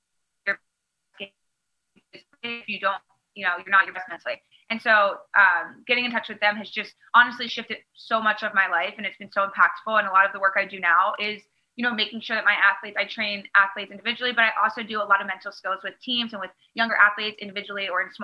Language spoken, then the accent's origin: English; Maryland, United States; my home state of Maryland